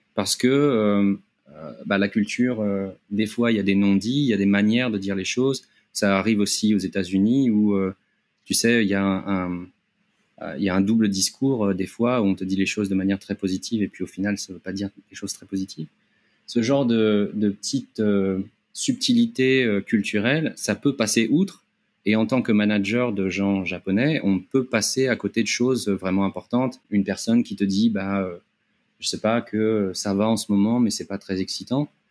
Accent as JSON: {"language": "French", "town": "Paris", "region": "Île-de-France", "country": "France", "also_born_or_lived": "Japan", "moved": "as an adult", "lives_now": "Thailand", "said": "je viens de, Paris, de la région parisienne, où j'ai travaillé euh, on va dire une, petite dizaine d'années"}